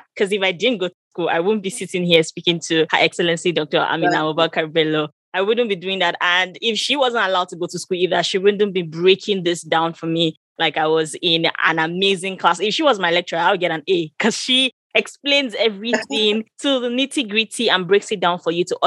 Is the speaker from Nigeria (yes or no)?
yes; Northern Nigeria, Nigeria; I grew up in Northern Nigeria as well